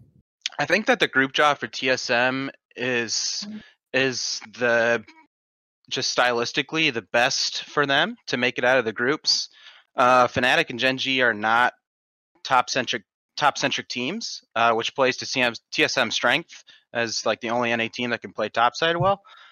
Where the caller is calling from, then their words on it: North Carolina, United States; I'm calling from North Carolina.